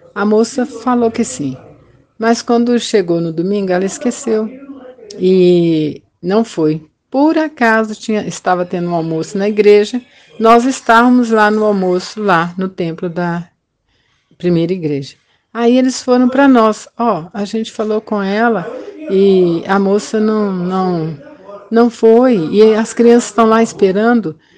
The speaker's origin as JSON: {"language": "Portuguese", "town": "Belo Horizonte", "region": "Minas Gerais", "country": "Brazil", "tie": "born or raised there", "said": "Nasci em Belo Horizonte em 1951"}